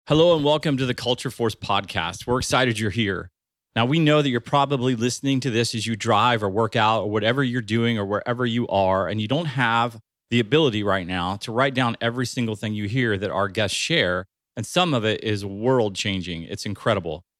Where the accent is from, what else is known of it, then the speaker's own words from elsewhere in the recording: Springfield, Ohio, United States; I grew up in Springfield, Ohio